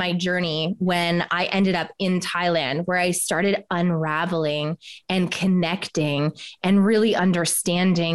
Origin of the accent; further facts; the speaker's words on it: Canada; moved away as an adult; also born or lived in Australia; So I'm Canadian and I left Canada